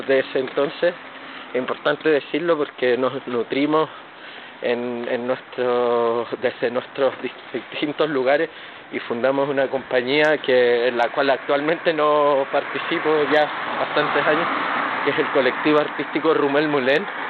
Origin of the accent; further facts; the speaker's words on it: Chile; soy chileno, mestizo